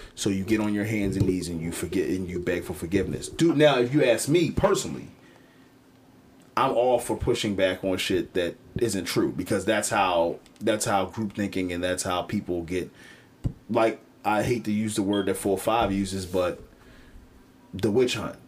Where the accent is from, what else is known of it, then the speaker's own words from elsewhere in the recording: Philadelphia, Pennsylvania, United States; I'm from Cobbs Creek.